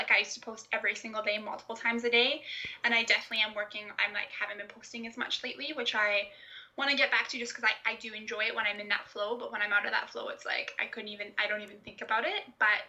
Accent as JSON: {"language": "English", "country": "Canada", "said": "The way that I sound, even though I'm Canadian, it's because my parents are Scottish"}